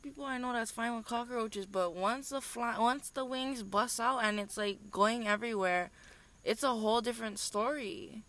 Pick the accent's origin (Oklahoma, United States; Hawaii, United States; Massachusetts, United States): Hawaii, United States; Hauula; They don't know that I'm from Haula. They don't know my roots.